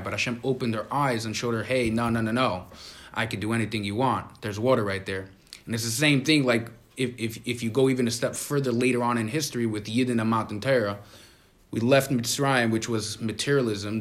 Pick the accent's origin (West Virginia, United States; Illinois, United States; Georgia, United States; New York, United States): New York, United States; New York City; We grew up in Crown Heights